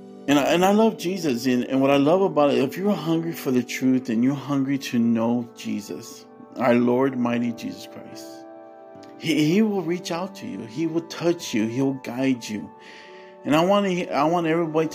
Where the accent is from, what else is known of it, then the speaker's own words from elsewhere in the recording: California, United States; I grew up in California